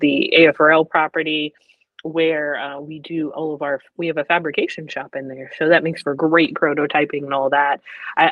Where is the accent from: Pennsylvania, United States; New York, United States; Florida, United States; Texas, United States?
Pennsylvania, United States; now in Rome, United States; I'm originally from Pennsylvania. So the Pennsylvania Junior Academy of Science, I was going to these competitions